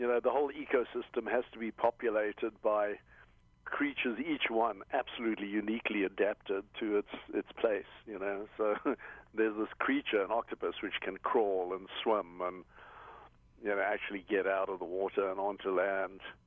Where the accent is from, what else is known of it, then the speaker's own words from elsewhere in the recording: South Africa; now in Hawaii, United States; I'm originally South African